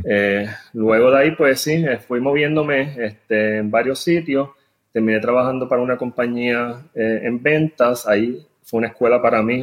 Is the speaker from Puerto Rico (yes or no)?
yes; San Juan, Puerto Rico; moved away as an adult; now in Houston, United States; también soy de San Juan, este, nacido y criado allí.